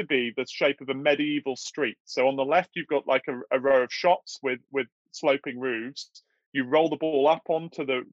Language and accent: English; South Devon, South West England, United Kingdom; moved away; also born or lived in Chicago / Oxford; I grew up in South Devon